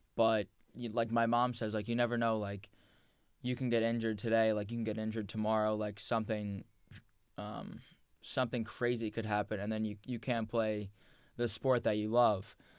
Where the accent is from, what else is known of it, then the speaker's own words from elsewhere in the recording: Point Pleasant Beach, New Jersey, United States; we grew up in Point Pleasant Beach. Like. Yep a town one square mile